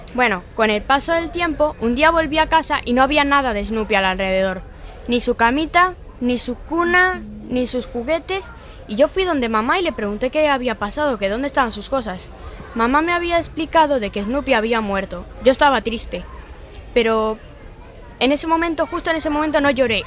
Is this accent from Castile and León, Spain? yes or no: no; Galicia, Spain; also born or lived in Tenerife / Cuba; Yo nací en Tenerife, pero me criaron en Cuba hasta los cinco años. Y con cinco años me trajeron aquí, a Galicia.